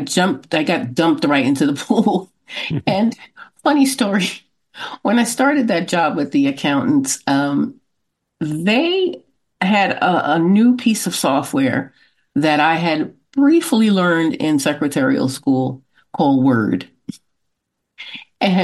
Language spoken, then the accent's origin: English; Brooklyn, New York, United States; Brooklyn, New York.